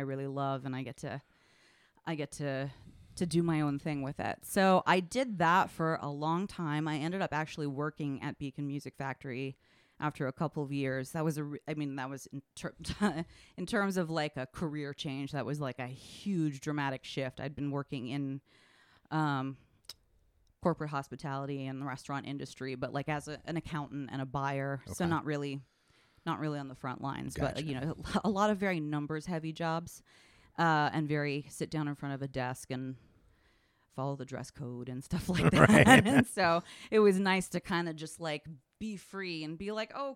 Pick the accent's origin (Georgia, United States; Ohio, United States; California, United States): California, United States; San Francisco; moved away as an adult; also born or lived in Washington, D.C. / Hudson Valley, New York; now in Cambridge, United States; I grew up in San Francisco